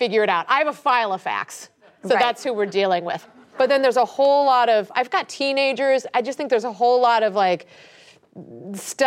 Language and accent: English; Ohio, United States; moved away; I'm just from Ohio.